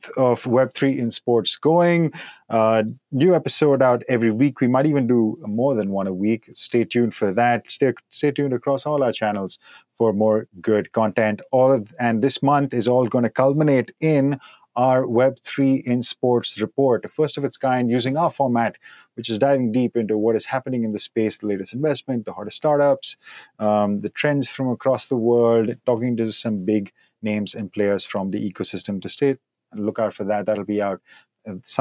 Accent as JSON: {"language": "English", "country": "India", "tie": "born or raised there", "moved": "yes", "lives_now": "Berlin, Germany", "said": "I grew up in India"}